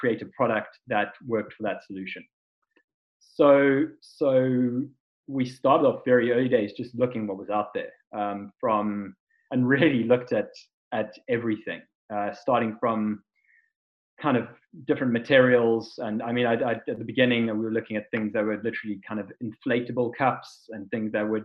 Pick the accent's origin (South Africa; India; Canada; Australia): South Africa; being South African